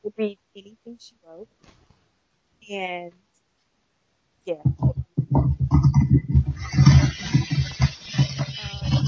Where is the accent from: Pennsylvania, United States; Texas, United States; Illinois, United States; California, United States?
California, United States; now in Midwest, United States; California, originally